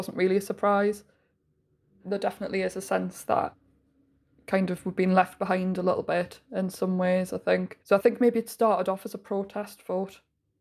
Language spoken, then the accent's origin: English; Gateshead, North East England, United Kingdom; now in Newcastle, United Kingdom; I'm from Gateshead, live currently in Newcastle.